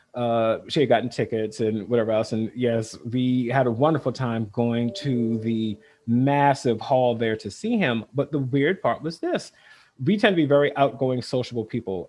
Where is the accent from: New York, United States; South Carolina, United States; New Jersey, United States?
South Carolina, United States; now in Vermont, United States; I grew up in South Carolina, very rural